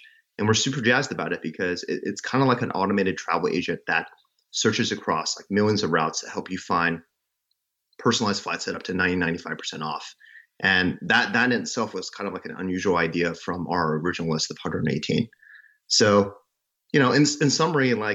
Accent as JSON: {"language": "English", "region": "Mississippi", "country": "United States", "tie": "born or raised there", "also_born_or_lived": "China / New York", "moved": "as an adult", "said": "I was born in China, but I grew up in Mississippi"}